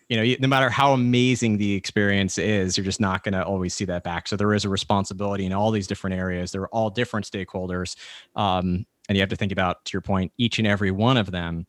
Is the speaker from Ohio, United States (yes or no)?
no; New York, United States; I'm a New Yorker, and coming from New York